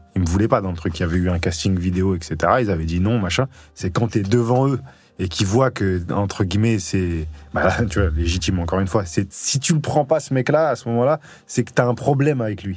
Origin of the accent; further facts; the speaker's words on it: Grenoble, Auvergne-Rhône-Alpes, France; moved away as an adult; ça fait 15 ans que je suis parti de Grenoble parti à 20 ans